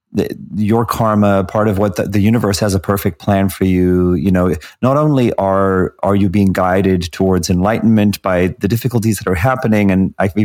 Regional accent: South Africa; I grew up under apartheid in South Africa.

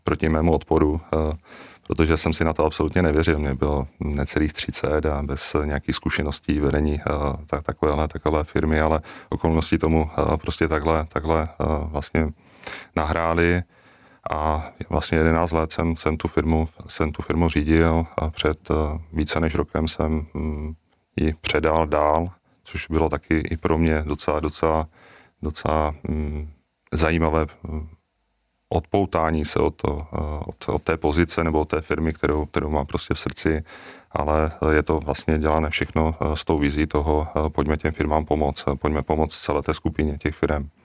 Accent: South Moravian Region, Czechia; my jsme totiž z Jižní Moravy

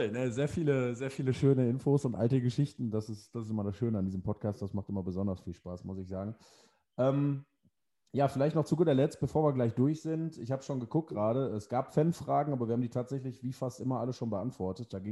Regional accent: Essen, North Rhine-Westphalia, Germany; Macht man sich natürlich ein bisschen Hoffnung als Essener, weil Rödinghausen auswärts wissen wir alle, ist eklig zu spielen da auf dem Land.

